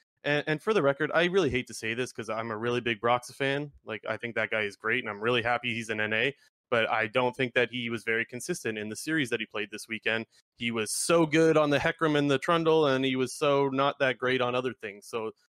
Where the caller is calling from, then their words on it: Sarnia, Ontario, Canada; Sarnia, Ontario.